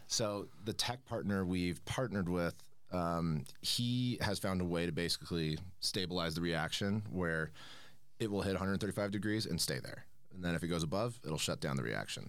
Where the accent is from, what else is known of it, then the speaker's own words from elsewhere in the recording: Manhattan Beach, California, United States; moved away as an adult; now in Denver, United States; I'm from Manhattan Beach, California, uh, just outside Los Angeles